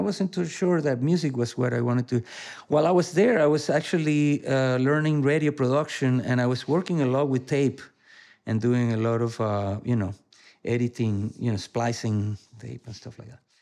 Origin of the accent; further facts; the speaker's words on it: Venezuela; moved away; I was born in Venezuela